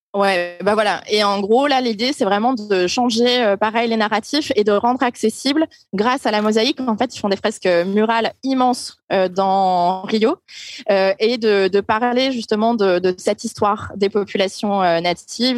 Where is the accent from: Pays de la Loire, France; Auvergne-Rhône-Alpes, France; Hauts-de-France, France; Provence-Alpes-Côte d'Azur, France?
Hauts-de-France, France; je viens du nord de la France, d'un village qui s'appelle Dourlaire à 130 km de Lille